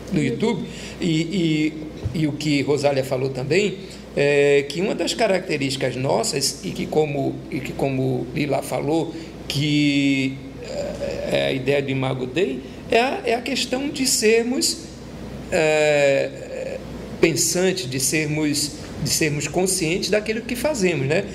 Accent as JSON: {"language": "Portuguese", "town": "Natal", "region": "Rio Grande do Norte", "country": "Brazil", "said": "eu sou natalense"}